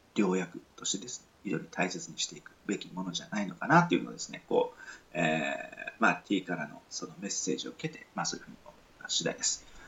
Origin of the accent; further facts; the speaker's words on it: Nichinan, Miyazaki, Japan; moved away; 自分が住んでるのが、えー、日南市の帯っていうところに、あまあ、住んでるというか、まあ、住んでいたって言った方がいいんですけど、まあ、少年時代を育ったっていうところなんですが